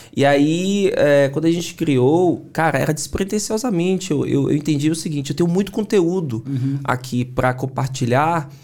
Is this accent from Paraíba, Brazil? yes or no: no; Salvador, Bahia, Brazil; accent: Bahian; moved away; also born or lived in São Paulo; Sou baiano de Salvador, né? Dá pra perceber pelo sotaque